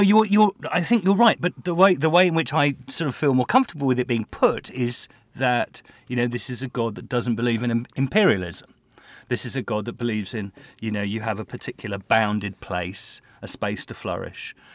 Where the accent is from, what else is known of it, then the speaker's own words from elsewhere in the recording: England, United Kingdom; as an Englishman